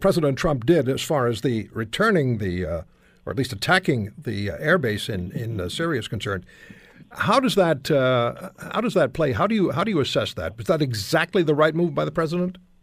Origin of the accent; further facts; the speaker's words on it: Montreal, Quebec, Canada; I grew up in Montreal